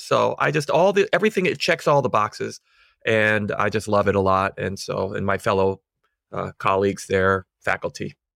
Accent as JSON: {"language": "English", "region": "South Carolina", "country": "United States", "tie": "born or raised there", "also_born_or_lived": "Illinois", "moved": "as an adult", "lives_now": "Philadelphia, United States", "said": "I grew up in the South. I'm from South Carolina."}